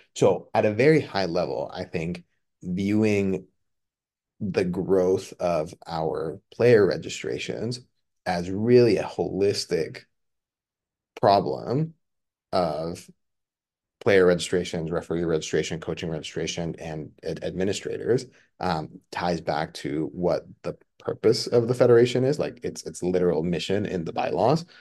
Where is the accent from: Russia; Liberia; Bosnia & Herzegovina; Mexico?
Mexico; now in United States; I was born and raised in Mexico. I, I immigrated to the United States.